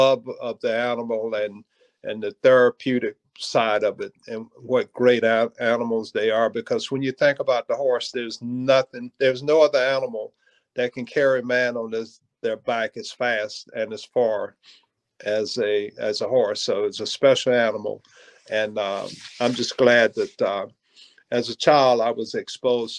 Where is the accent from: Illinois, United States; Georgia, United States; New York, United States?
Georgia, United States; I grew up on a farm in Georgia